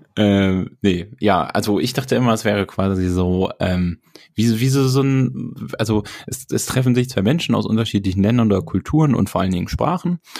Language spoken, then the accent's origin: German; Germany; als Deutscher